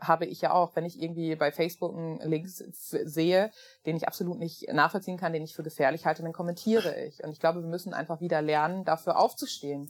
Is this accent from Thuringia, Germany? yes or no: no; small town near Münster, North Rhine-Westphalia, Germany; Es ist eine Kleinstadt ähm, in der Nähe von Münster.